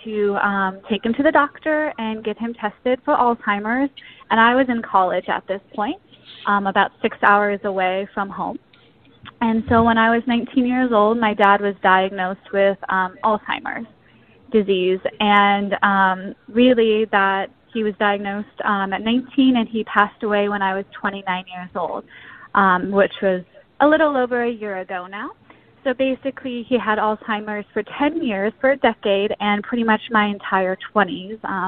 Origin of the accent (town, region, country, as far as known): South Pasadena, California, United States; born or raised there; moved away as an adult; now in St. Paul, United States